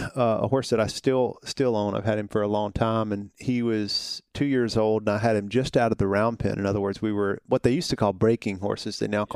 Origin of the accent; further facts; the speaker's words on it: Hohenwald, Tennessee, United States; So I'm a Tennessee guy. I grew up in a little small town about an hour and a half south of here. It borders Columbia.